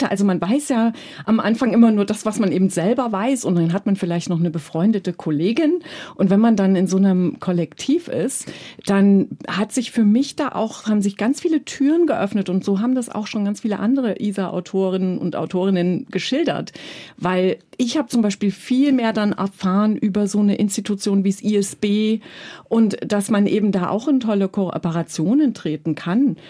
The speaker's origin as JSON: {"language": "German", "country": "Germany", "tie": "born or raised there", "moved": "yes", "said": "eben in der DDR groß geworden und ich habe über Bücher auch wirklich dann verstanden, dass diese Welt da, diese Welt, die es noch da draußen gibt"}